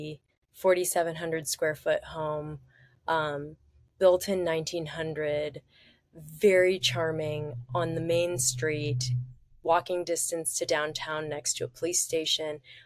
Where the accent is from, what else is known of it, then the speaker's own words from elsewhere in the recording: San Francisco, California, United States; moved away as an adult; now in Georgia, United States; I'm born and raised in San Francisco